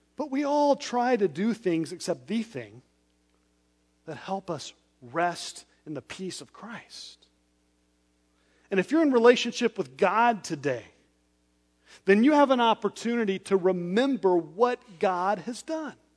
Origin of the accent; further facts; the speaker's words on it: West Texas, United States; I was born in West Texas on open roads where there was barely a speed limit